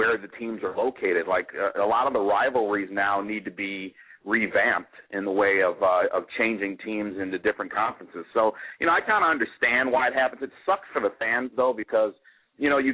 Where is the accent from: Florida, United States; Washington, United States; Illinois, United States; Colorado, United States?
Illinois, United States; Chicago; moved away as an adult; also born or lived in Iowa; I grew up in Chicago